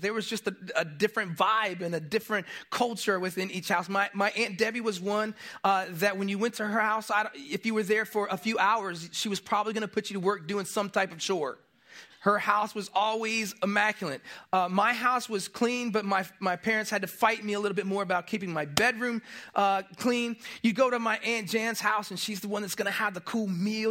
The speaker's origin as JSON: {"language": "English", "town": "Tampa", "region": "Florida", "country": "United States", "tie": "born or raised there", "moved": "yes", "said": "I grew up in Florida, I grew up in Tampa"}